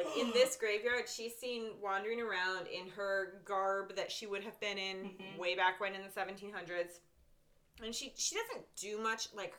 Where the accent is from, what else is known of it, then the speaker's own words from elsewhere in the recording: New England, United States; I'm from New England